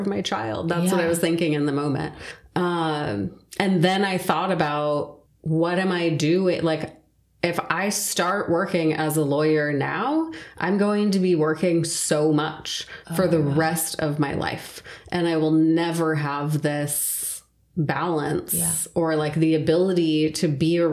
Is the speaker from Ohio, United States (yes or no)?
no; Southern California, United States; also born or lived in Santa Cruz / Seattle; I was born and raised here in Southern California